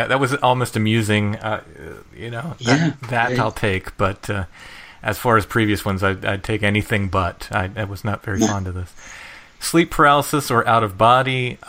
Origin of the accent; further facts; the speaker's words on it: Maryland, United States; now in Pennsylvania, United States; I grew up in Maryland, just 20 miles away from where we are now